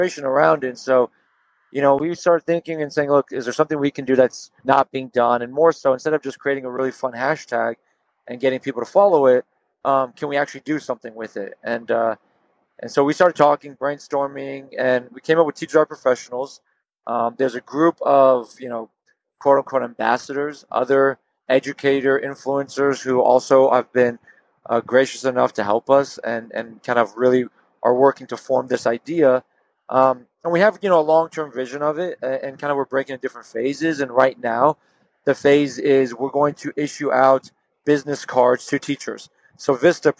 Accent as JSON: {"language": "English", "town": "Houston", "region": "Texas", "country": "United States", "said": "we're from Houston"}